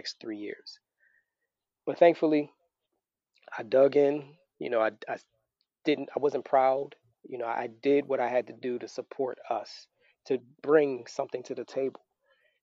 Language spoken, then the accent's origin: English; Philadelphia, Pennsylvania, United States; moved away as an adult; now in Florida, United States; I'm originally from Philadelphia, both of us.